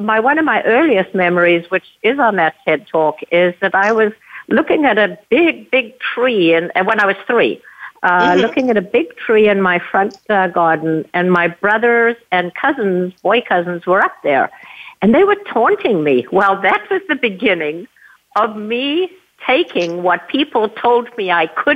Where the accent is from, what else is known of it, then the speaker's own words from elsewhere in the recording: a little town outside of Johannesburg, Gauteng, South Africa; moved away; So, yes, I was born and raised in South Africa. I grew up in a little town outside of Johannesburg, South Africa